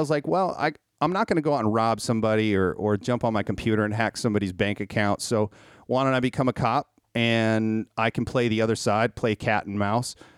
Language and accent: English; Minnesota, United States; I was raised in Minnesota